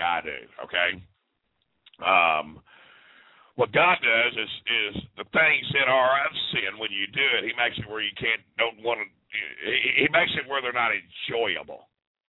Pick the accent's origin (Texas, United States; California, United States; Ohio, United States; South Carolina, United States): Texas, United States; Dallas; now in Kansas, United States; I come from Dallas, Texas, and now I'm in a Lutheran town up in Kansas